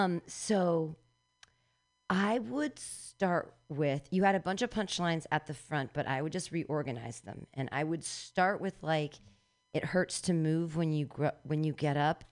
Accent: India; Elijah, a chariot of fire, but I'm Indian, so we only feel that.

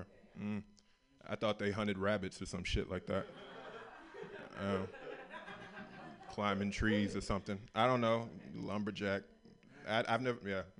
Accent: the South, United States; I grew up in the South

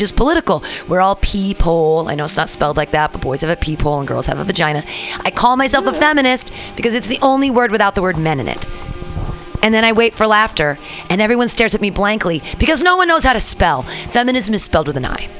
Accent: United States; I'm still an American. I was born in America

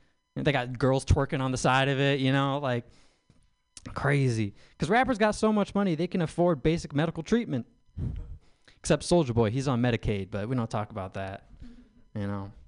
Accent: Midwest, United States; I'm from the Midwest

